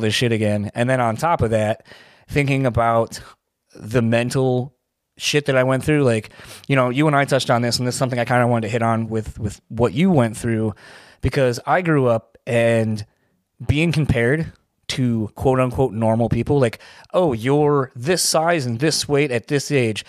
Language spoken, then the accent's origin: English; Delaware, United States; I'm from Delaware